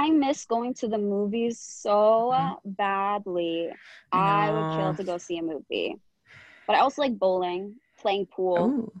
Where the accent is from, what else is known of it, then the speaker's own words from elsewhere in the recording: Vancouver, British Columbia, Canada; I'm from Vancouver, so we have the beaches and the mountains.